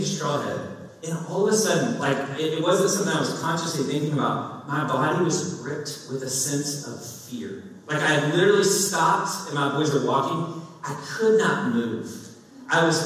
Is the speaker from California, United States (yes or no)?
no; Kentucky, United States; I grew up in Kentucky.